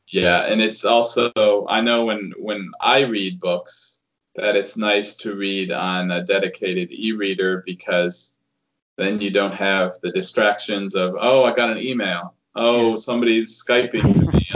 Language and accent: English; United States; the attitude that I grew up with being an American